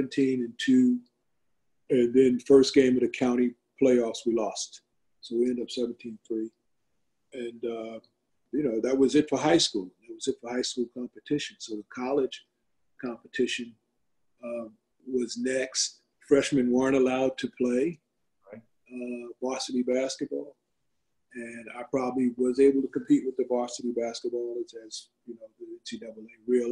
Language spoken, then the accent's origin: English; Long Island, New York, United States; we're not from Brooklyn, we're from Long Island.